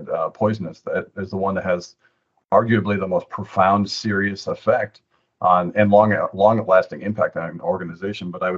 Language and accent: English; Antigo, Wisconsin, United States; moved away as an adult; also born or lived in Austin, Texas; now in Washington, D.C., United States; I'm from Antigo, Wisconsin, way up north, about 90 minutes away from the Packer Stadium.